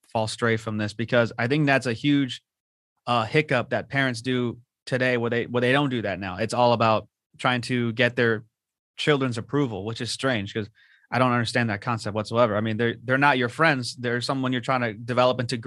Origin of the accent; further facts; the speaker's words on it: Whittier, California, United States; also born or lived in La Habra; I grew up in Whittier and La Habra